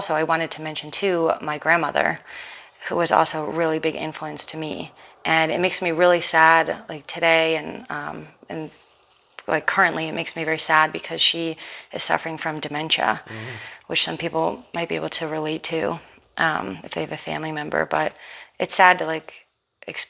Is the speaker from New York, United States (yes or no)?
yes; New York City, New York, United States; growing up in Manhattan, we had a lot of independence